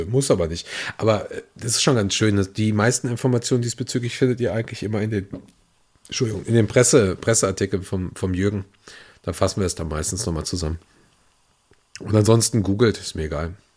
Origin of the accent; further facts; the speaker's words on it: Upper Palatinate, Bavaria, Germany; moved away; Ich komme eigentlich aus der Oberpfalz